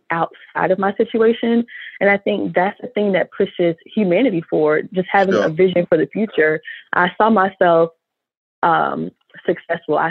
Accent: Orlando, Florida, United States; So I grew up here in Orlando, Florida.

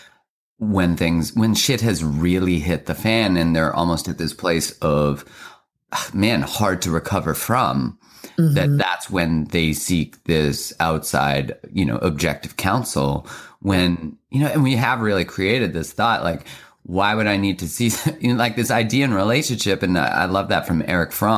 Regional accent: Calgary, Alberta, Canada; I grew up in Calgary, which is kind of like the Texas of Canada

